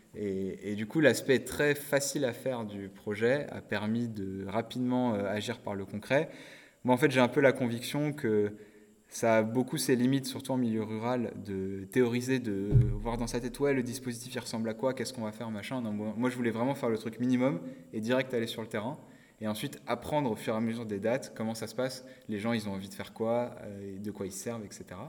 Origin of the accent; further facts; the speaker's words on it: Nord-Pas-de-Calais, Hauts-de-France, France; also born or lived in Côte-d'Or; je suis originaire de Côte d'Or avec ma famille, mais j'ai grandi dans le Nord-Pas-de-Calais. Donc j'ai fait toute mon enfance là-bas